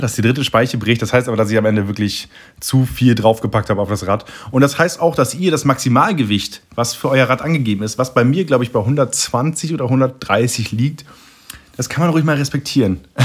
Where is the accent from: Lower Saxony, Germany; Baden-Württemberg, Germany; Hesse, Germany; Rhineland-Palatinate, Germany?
Lower Saxony, Germany; East Frisia; aus Ostfriesland, aus meiner Heimat